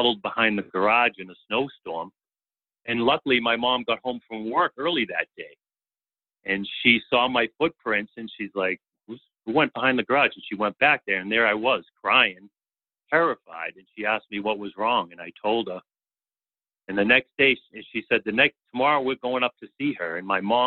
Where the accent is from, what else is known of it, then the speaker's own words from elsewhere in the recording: Boston, Massachusetts, United States; I grew up in Boston by an Irish family, Catholic, went to the Catholic elementary schools, went to the Catholic high schools